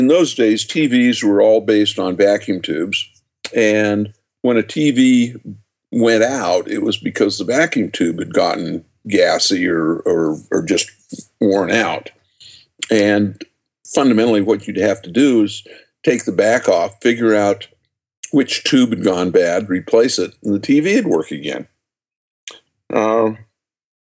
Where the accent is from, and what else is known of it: just outside of Salt Lake City, Utah, United States; born or raised there